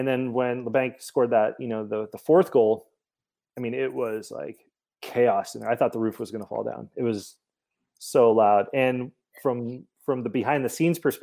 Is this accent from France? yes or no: no; Montreal, Quebec, Canada; also born or lived in Toronto; now in United States; I was born in Toronto, but grew up in Montreal. So I only lived in Toronto for 5 years and then went over to Montreal.